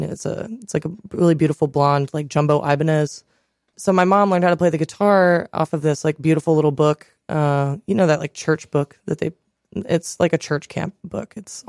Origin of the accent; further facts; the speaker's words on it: Reynoldsburg, Ohio, United States; I'm from Reynoldsburg, Ohio.